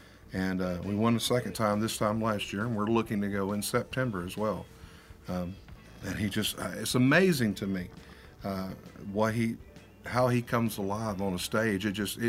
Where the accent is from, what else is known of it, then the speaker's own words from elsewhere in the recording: Warren, Arkansas, United States; We're both from Warren, Arkansas originally, which is close to Pine Bluff.